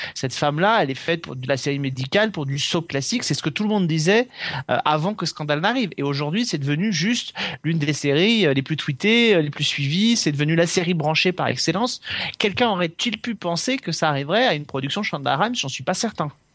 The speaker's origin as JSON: {"language": "French", "country": "France", "said": "chez nous en France"}